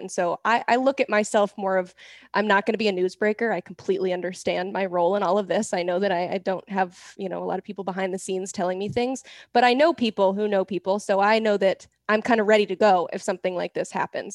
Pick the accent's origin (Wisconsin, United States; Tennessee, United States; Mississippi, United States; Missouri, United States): Tennessee, United States; Knoxville; I grew up in Knoxville